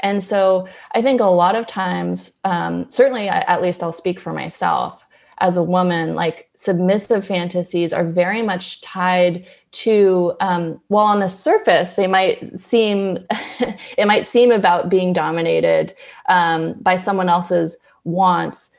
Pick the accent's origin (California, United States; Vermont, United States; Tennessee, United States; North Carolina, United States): California, United States; Berkeley; I grew up in Berkeley, California with a couple hippie parents